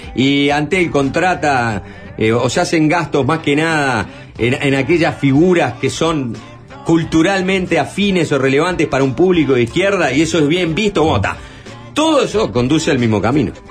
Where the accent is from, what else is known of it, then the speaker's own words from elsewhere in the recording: Uruguay; somos los uruguayos